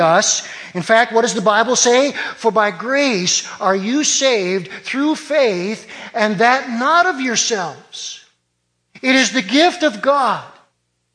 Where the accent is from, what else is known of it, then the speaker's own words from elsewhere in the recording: Detroit, Michigan, United States; I was born in Detroit